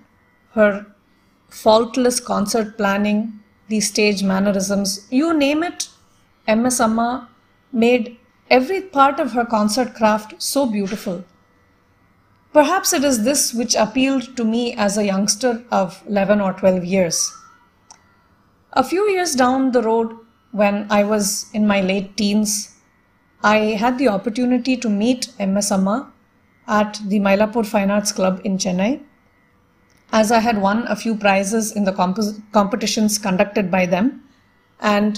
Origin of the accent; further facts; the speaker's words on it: Toronto, Ontario, Canada; moved away; also born or lived in Delhi, India; Growing up outside India, I had a few opportunities to listen to the great masters perform live when they visited Toronto, Canada, where we lived